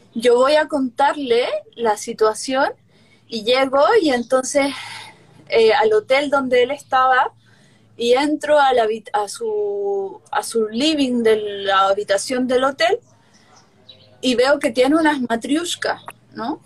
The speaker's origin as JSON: {"language": "Spanish", "country": "Chile", "tie": "born or raised there", "said": "a Chile, donde yo nací"}